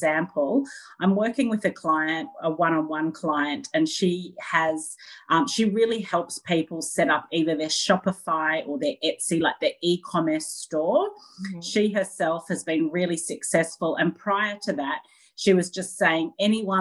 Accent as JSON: {"language": "English", "town": "Sydney", "region": "New South Wales", "country": "Australia", "said": "I'm from Sydney on the Northern Beaches in Australia."}